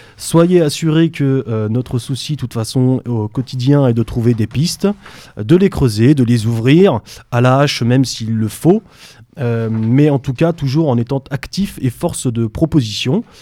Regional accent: France; en tant que Français

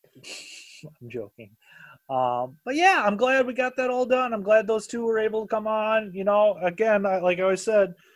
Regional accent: Minnesota, United States; I'm from Minnesota. It's a goddamn vortex. It sucks you back

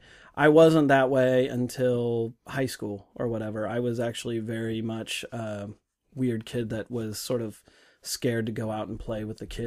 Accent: Bellevue, Washington, United States; also born or lived in Seattle; I grew up in Bellevue

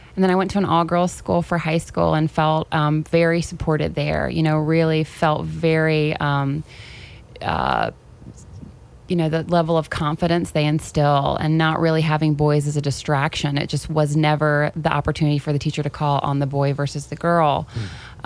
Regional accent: Tennessee, United States; moved away as an adult; also born or lived in Chapel Hill; growing up in Tennessee.

